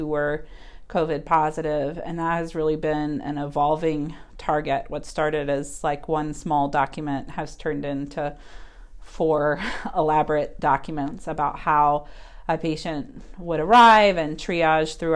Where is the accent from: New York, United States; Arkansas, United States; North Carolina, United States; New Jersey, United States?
North Carolina, United States; Charlotte; also born or lived in St. Louis, Missouri; I'm actually born and raised in Charlotte, North Carolina.